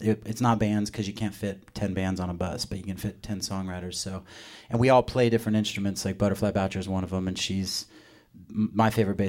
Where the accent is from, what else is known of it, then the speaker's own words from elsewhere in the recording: Arizona, United States; why are you so ashamed to be from where you're from, which is Arizona?